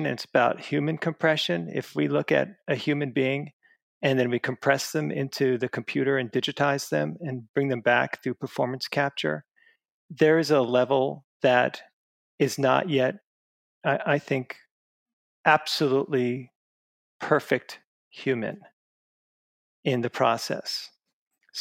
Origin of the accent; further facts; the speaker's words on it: Long Island, New York, United States; I grew up in Long Island, New York